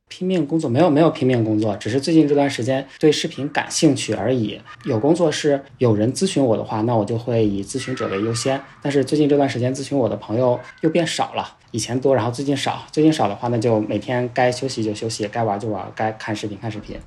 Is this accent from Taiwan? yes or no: no; Dalian, Liaoning, China; also born or lived in Beijing; now in Nanning, China; 我的第一套房是二零一七年买的，买的是在我的省会城市，我是大连人嘛，买在了沈阳